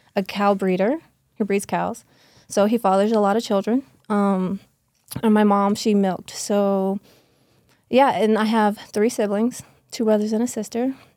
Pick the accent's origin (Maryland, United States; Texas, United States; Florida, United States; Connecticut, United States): Florida, United States; Okeechobee; born and raised in South Florida, a small town called Okeechobee, very backwoods